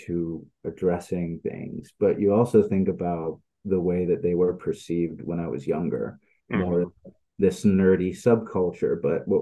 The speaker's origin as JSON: {"language": "English", "country": "Netherlands", "tie": "born or raised there", "also_born_or_lived": "Sweden", "said": "when I was a kid, I grew up in the Netherlands and Sweden."}